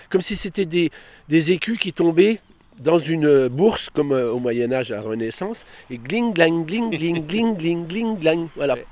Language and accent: French; Stenay, Grand Est, France; je suis né à Stenay, je suis revenu dans mon pays